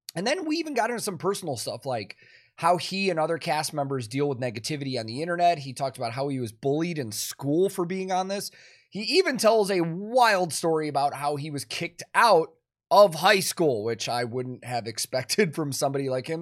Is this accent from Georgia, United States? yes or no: no; Chicago, Illinois, United States; I grew up in Chicago